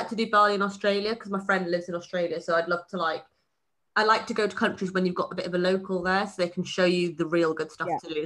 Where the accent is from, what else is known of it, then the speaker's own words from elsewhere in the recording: Wales, United Kingdom; I was born in Wales, so England counts as a foreign country in my eyes